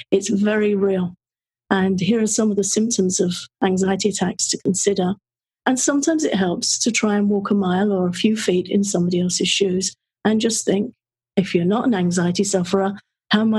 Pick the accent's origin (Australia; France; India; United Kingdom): United Kingdom; England; being of an English birth in England